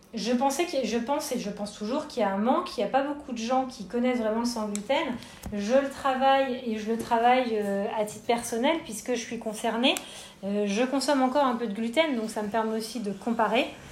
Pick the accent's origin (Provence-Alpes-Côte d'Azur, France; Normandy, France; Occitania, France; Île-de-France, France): Île-de-France, France; Paris; moved away as an adult; now in Bordeaux, France; je suis parisienne d'origine